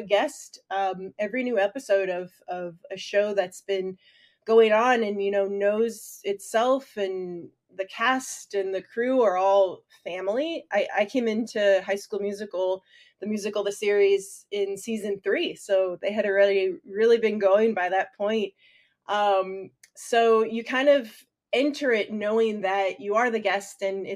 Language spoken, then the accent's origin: English; Tennessee, United States; I grew up in Tennessee in a pretty small town